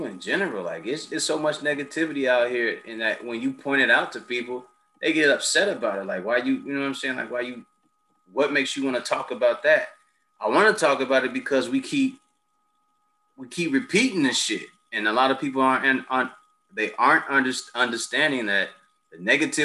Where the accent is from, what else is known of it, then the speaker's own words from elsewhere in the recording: United States; as a Black man growing up in America